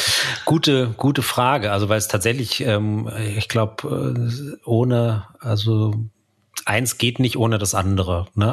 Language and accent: German; Munich area, Bavaria, Germany; im, im Münchner Umland, wo ich aufgewachsen bin